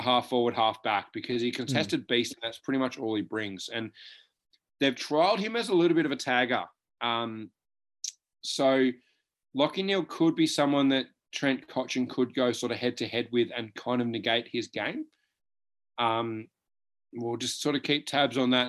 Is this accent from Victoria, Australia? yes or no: yes; Victoria, Australia; we are both from Victoria